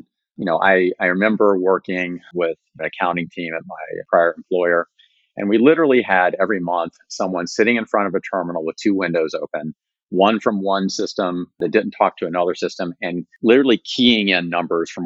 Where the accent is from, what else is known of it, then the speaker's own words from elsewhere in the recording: West Virginia, United States; moved away; When I was growing up in West Virginia in the 80s, it was a pretty vibrant economy